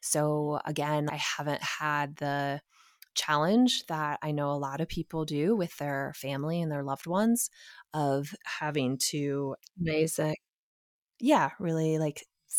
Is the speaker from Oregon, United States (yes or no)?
yes; Portland, Oregon, United States; You know, I was raised in Portland, Oregon. Like, that's a pretty liberal space.